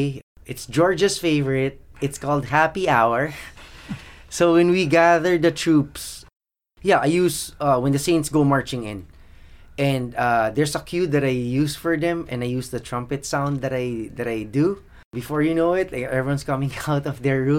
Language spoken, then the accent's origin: English; Philippines; I was born in the Philippines. My parents had 7 kids. I was the 6th of 7. We didn't really have much